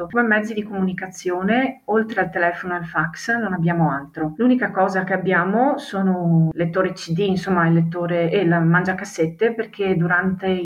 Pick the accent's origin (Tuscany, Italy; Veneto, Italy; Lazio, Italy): Veneto, Italy; Sarmeola; Ho 35 anni e provengo dalla parrocchia di Sarmeola.